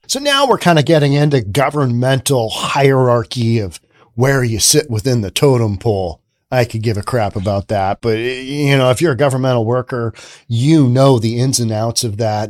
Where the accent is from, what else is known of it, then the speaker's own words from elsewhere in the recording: United States; I'm American.